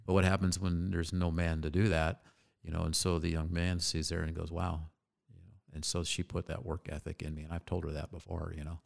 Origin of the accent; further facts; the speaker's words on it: Phoenix, Arizona, United States; Born and raised right here.